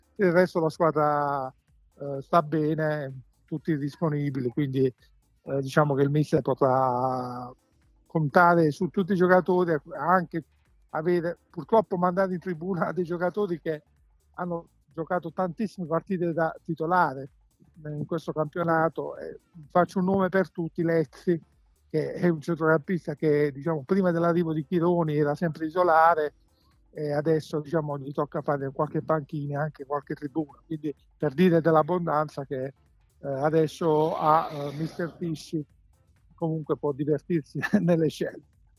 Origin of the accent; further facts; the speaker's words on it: Apulia, Italy; siamo pugliesi